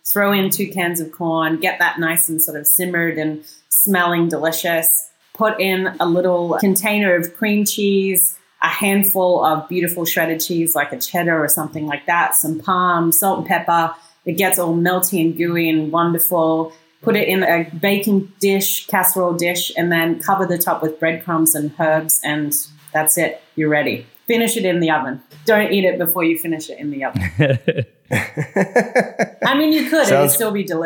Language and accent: English; Australia; moved away as an adult; also born or lived in Brooklyn, New York; now in New York, United States; I'm actually Australian, but I moved here 22 years ago